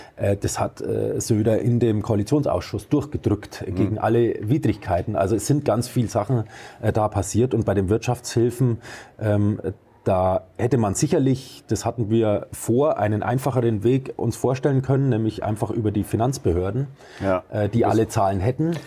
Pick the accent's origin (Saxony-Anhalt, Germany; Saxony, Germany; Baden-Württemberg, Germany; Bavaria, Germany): Bavaria, Germany; Arzberg; moved away; Ich bin gebürtiger Oberfranke. Ich okay. komme aus Arzberg, Landkreis Wunsiedel mhm. im Fichtelgebirge